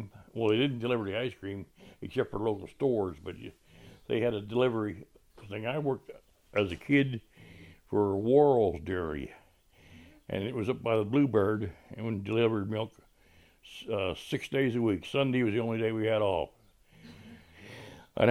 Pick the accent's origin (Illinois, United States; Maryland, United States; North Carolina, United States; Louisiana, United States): Maryland, United States; Chestertown; I was born in Chestertown on Kent Street in 1937